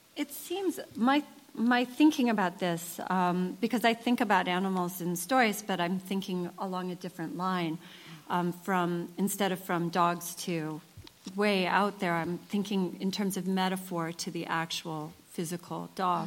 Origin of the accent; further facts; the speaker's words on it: United States; I'm an American writer